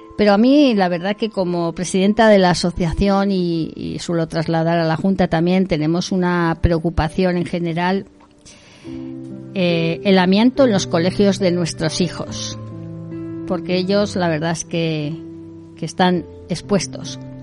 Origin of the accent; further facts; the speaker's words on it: Navarre, Spain; nuestro gobierno de Navarra